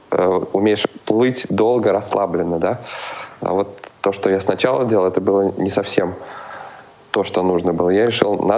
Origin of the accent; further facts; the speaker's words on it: Cheboksary, Chuvashia, Russia; now in Saint Petersburg, Russia; Откуда? Из Чебоксар. Из Чебоксар. Родом, Так.